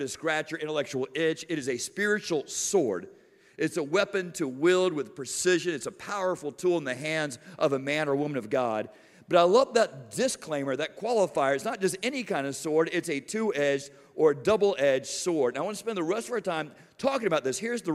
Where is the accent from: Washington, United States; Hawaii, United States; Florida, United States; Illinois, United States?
Florida, United States; Miami; I'm from South Florida, and man, we do hurricanes in Miami.